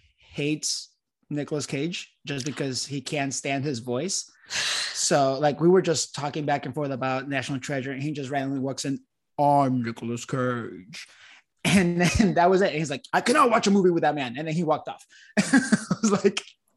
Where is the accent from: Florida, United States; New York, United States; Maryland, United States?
Florida, United States; I am also from Florida